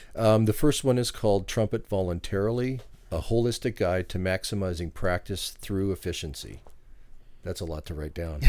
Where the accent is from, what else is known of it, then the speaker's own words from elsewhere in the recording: Vancouver, British Columbia, Canada; now in Washington State, United States; I'm originally from Vancouver, Canada.